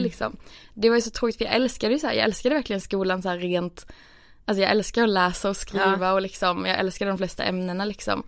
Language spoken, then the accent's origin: Swedish; Skåne, Sweden; moved away as an adult; now in Stockholm, Sweden; jag hade flyttat från där jag kommer från i Skåne eh, till Stockholm